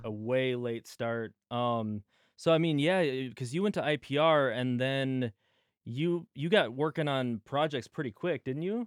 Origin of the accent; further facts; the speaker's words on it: United States; we're both from the Grove area